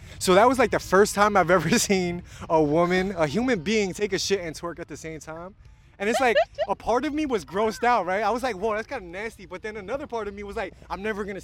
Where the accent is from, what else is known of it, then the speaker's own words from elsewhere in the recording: New York, United States; I was born and raised in New York